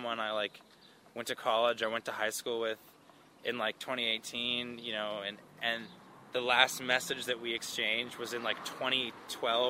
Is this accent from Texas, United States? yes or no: yes; Austin, Texas, United States; I'm from Austin, Texas